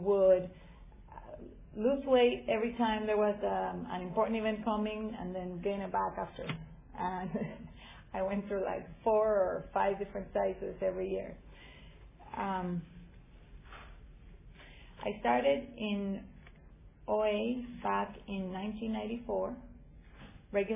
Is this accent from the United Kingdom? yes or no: no; Guatemala; moved away; I'm from originally from Guatemala